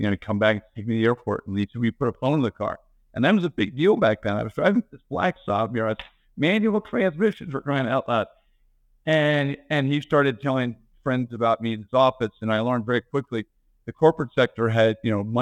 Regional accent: Bethesda, Maryland, United States; I grew up in Bethesda, Maryland

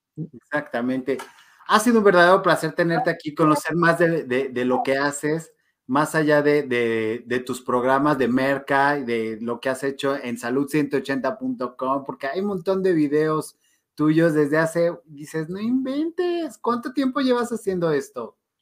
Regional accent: León, Guanajuato, Mexico; León, Guanajuato. No puedo creerlo. De mi tierra santa

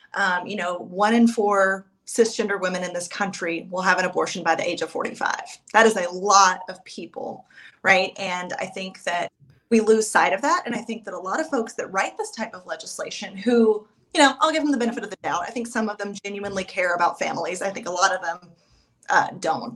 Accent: East Tennessee, United States; I am from East Tennessee. I have lived here all of my life

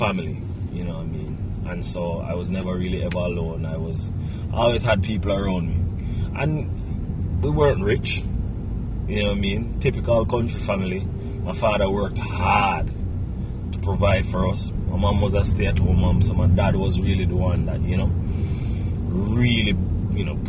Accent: Bog Walk, Saint Catherine, Jamaica; moved away as an adult; now in Kingston, Jamaica; I am originally from St. Catherine, community of Bogwalk. I grew up in a large family.

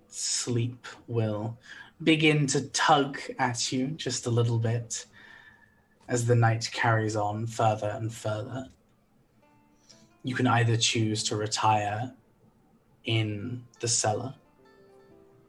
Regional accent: United Kingdom; I'm British

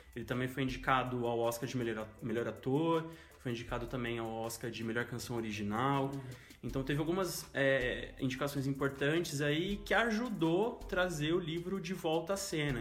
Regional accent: interior of São Paulo, Brazil; moved away as an adult; now in Londrina, Brazil; sou do interior de São Paulo, moro em Londrina já oito anos

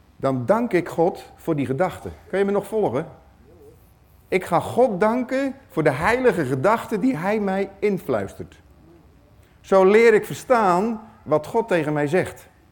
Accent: Netherlands; ik ben Nederlander

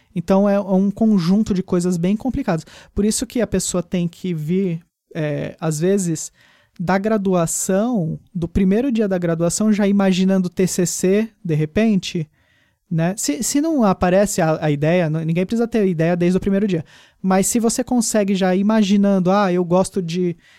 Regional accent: São Paulo, Brazil; daqui de São Paulo, que é de onde eu sou?

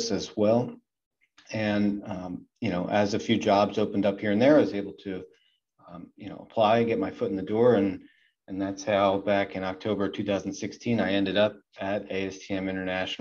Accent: Southeast Pennsylvania, United States; I grew up in Southeast Pennsylvania

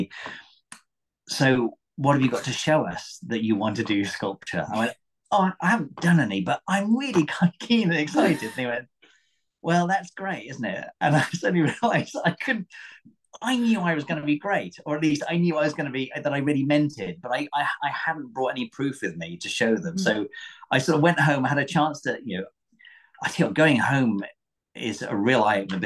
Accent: Torquay, South West England, United Kingdom; I grew up in Torbay by the sea

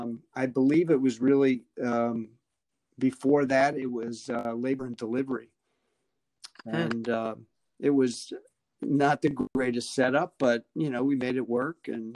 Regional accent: Long Island, New York, United States; moved away as an adult; also born or lived in Notre Dame, Indiana / St. Louis; now in Detroit, United States; I'm originally from New York. I grew up on Long Island outside New York City.

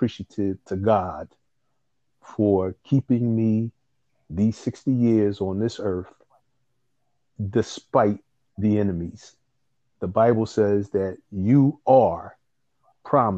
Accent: Philadelphia, Pennsylvania, United States; I'm an indigenous Philadelphian by way of North Philadelphia

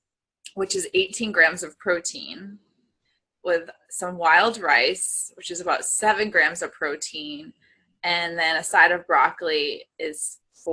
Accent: New England, United States; I'm from New England.

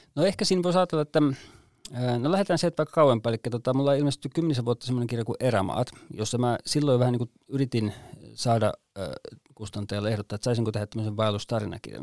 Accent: Vantaa, Uusimaa, Finland; moved away as an adult; now in Kainuu, Finland; Vantaalta minäkin olen syntyisin ja ekan ylipuolisko elämästäni elin täällä

